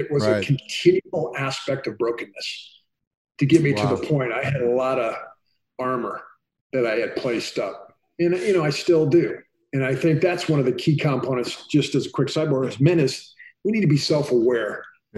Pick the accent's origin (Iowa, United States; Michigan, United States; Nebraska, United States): Iowa, United States; moved away; where I grew up in Iowa